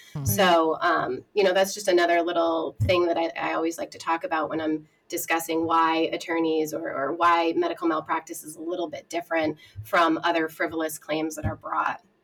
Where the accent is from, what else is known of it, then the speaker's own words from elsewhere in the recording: a small town in Massachusetts, United States; I'm from a small town in Massachusetts, about an hour west of Boston.